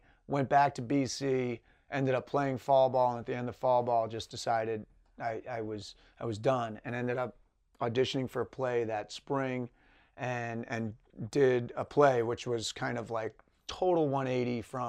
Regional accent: New York, United States; now in Los Angeles, United States; I'm the youngest of three. I grew up in Westchester County, New York, a little outside New York City.

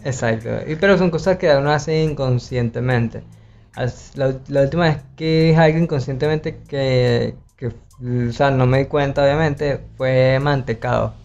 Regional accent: Valencia, Carabobo, Venezuela; moved away as an adult; now in Barranquilla, Colombia; yo que vengo de Valencia, que es como algo demasiado enorme en Venezuela

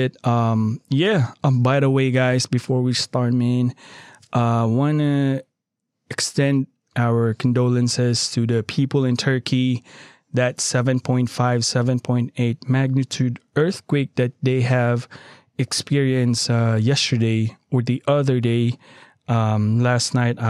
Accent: Philippines; now in United States; I am a Filipino by birth, and I am still a Filipino under that right.

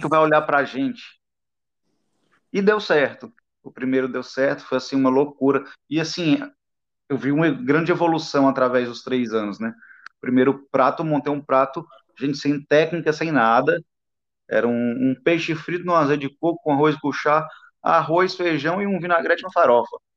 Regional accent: Imperatriz, Maranhão, Brazil; eu sou de Imperatriz, né, interior do Maranhão, sul do Maranhão.

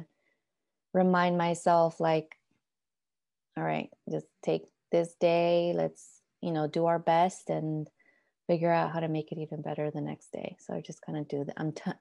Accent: Oakland, California, United States; was also born and raised in Oakland with parents from Mexico

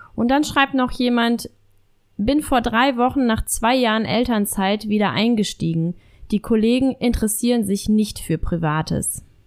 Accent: Germany; bei uns in Deutschland

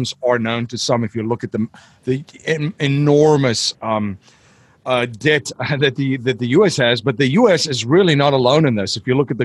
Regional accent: South Africa; I'm from South Africa

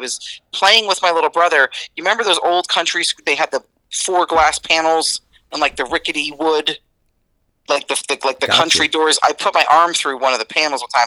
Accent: East Newark, New Jersey, United States; I grew up in East Newark, New Jersey, and it was eat or be eaten.

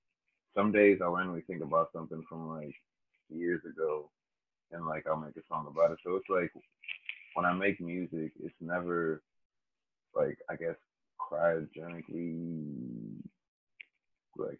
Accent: Canonsburg, Pennsylvania, United States; also born or lived in Washington, Pennsylvania; I am from Canonsburg, Pennsylvania. I was born in Washington, Pennsylvania

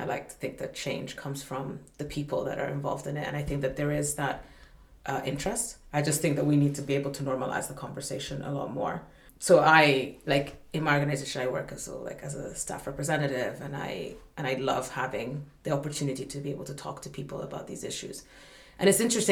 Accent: Malawi; I come from Africa in the end, I come from Malawi

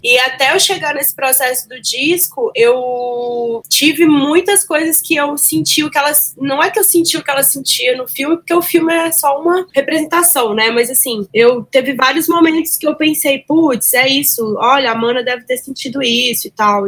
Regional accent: Belo Horizonte, Minas Gerais, Brazil; eu nasci em Belo Horizonte, era para eu nascer em São Paulo

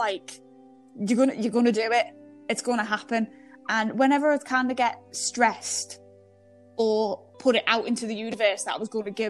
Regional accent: United Kingdom; me being British

